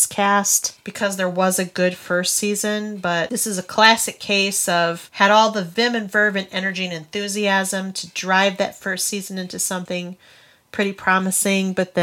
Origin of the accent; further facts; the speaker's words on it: Grand Rapids, Michigan, United States; We hail from Grand Rapids, Michigan.